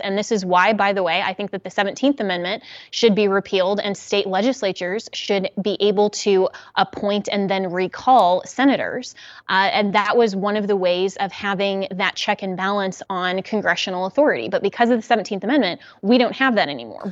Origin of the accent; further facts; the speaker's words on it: Colorado, United States; Colorado, my home state